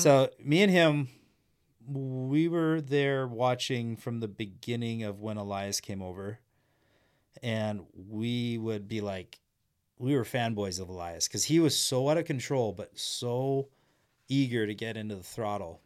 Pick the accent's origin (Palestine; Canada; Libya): Canada; Humboldt, Saskatchewan; I grew up in Humboldt, Saskatchewan